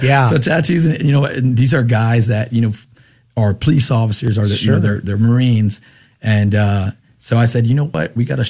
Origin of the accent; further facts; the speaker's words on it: San Antonio, Texas, United States; I grew up here in San Antonio, Texas, with a devout Catholic family. I have six brothers, one sister. So it's a big old family here in San Antonio.